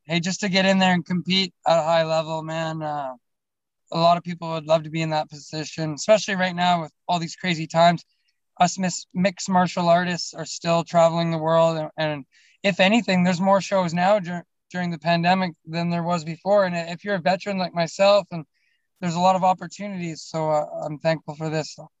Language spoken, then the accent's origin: English; Alberta, Canada; I'm from Alberta. I don't know if you know Canada too well, but we, are the we're the Texas of uh, of Canada